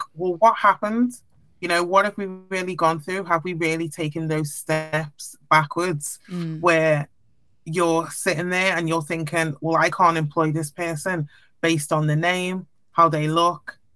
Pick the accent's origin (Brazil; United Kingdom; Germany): United Kingdom; Liverpool, North West England; I obviously had black friends, white friends growing up in Liverpool